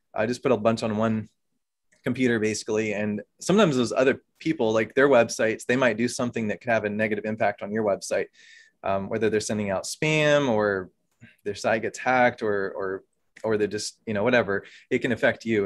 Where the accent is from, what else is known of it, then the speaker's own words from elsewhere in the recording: Oklahoma, United States; moved away as an adult; also born or lived in Virginia; now in Pennsylvania, United States; I'm originally from Oklahoma, though. Grew up there